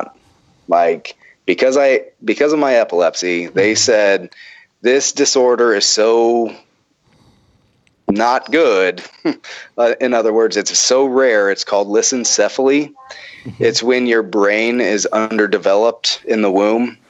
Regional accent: the Bible Belt, United States; I'm from the Bible Belt

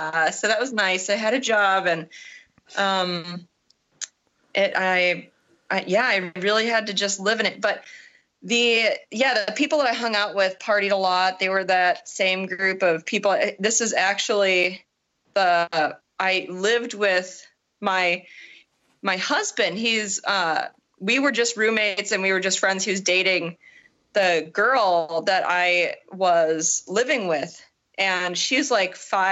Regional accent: Wisconsin, United States; also born or lived in Illinois / Chicago area; now in Portland, United States; I am actually not originally from Illinois. I'm from Wisconsin.

